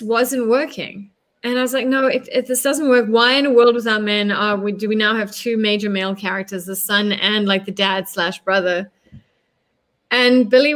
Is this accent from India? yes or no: no; South Africa; also born or lived in United States; as a South African, having grown up under the apartheid state